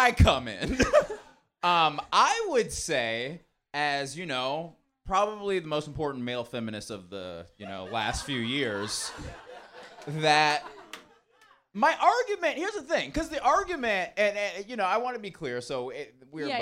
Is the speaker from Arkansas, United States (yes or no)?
no; Marietta, Georgia, United States; I'm from Georgia, from a place called Marietta, Georgia